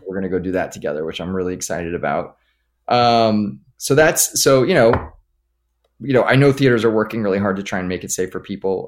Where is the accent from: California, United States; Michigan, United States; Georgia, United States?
California, United States; Los Angeles; I grew up here in Los Angeles